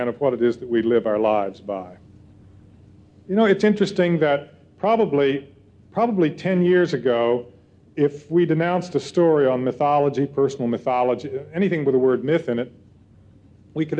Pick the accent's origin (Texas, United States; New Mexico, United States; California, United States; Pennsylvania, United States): California, United States; I'm from California